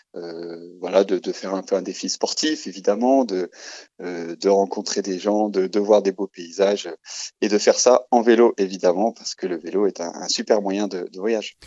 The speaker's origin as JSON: {"language": "French", "town": "Dijon", "region": "Bourgogne-Franche-Comté", "country": "France", "said": "je suis originaire de Dijon"}